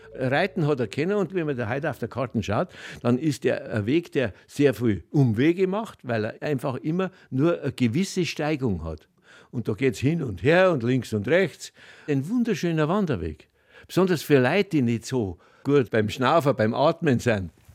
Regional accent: foot of the Kampenwand, Bavaria, Germany; Ich bin hier am Fuß der Kampenwand geboren.

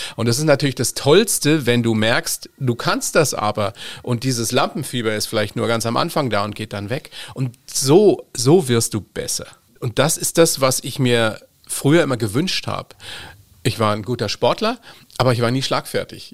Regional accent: Germany; bei uns in Deutschland

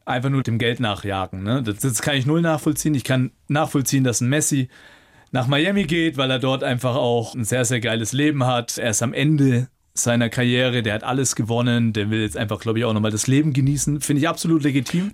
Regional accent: Nuremberg, Bavaria, Germany; also born or lived in Munich / Bayreuth; In Nürnberg, in meiner Heimat mit meiner Familie

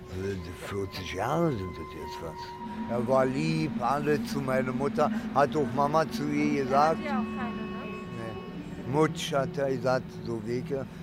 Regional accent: Berlin, Germany; born or raised there; also born or lived in Italy

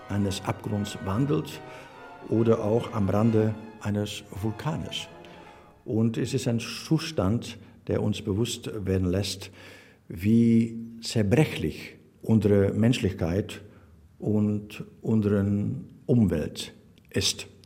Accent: Belgium; German is a second language; wir sind Belgier sind irgendwo Grenzbewohner. Ne? Wir wohnen auf Grenzen.

